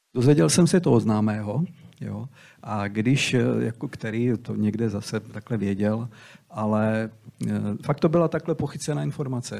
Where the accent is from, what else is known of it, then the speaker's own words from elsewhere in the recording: Brodek, Czechia; moved away as an adult; also born or lived in Slovakia; jsem byl kluk z Brodku